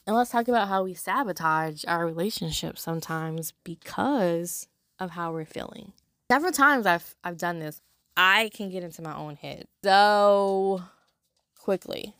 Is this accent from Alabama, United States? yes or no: no; Los Angeles, California, United States; moved away as an adult; now in Louisiana, United States; I'm from Los Angeles